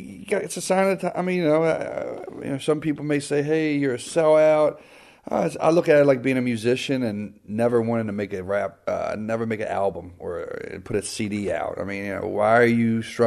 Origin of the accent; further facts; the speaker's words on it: Baltimore, Maryland, United States; I'm from Baltimore. It's, you know, I got a Baltimore flair